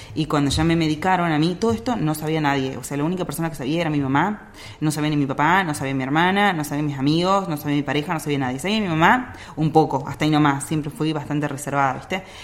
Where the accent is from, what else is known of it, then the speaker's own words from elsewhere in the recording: Salta, Argentina; moved away; yo soy de Salta